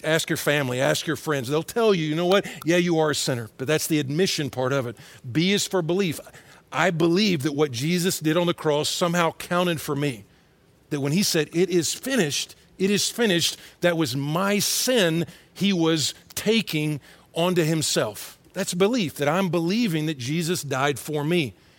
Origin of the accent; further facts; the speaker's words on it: Atlanta, Georgia, United States; moved away; also born or lived in Texas; I grew up in Atlanta and then in Texas.